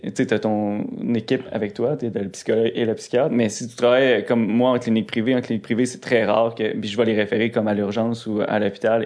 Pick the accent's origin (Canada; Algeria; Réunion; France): Canada; Rivière-du-Loup, Quebec; ma ville. Rivière-du-Loup, c'est tout petit